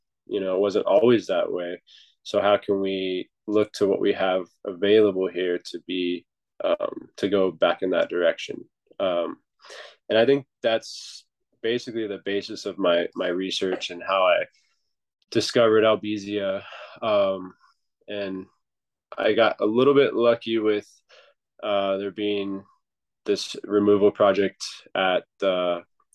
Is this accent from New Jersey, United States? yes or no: no; Norco, California, United States; moved away as an adult; now in Hawaii, United States; I was born in Southern California in a small town called Narco, just outside of Los Angeles. And I moved here just after high school